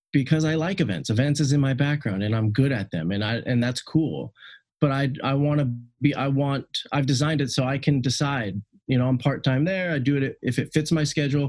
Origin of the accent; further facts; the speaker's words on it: Seattle, Washington, United States; I'm from the Seattle area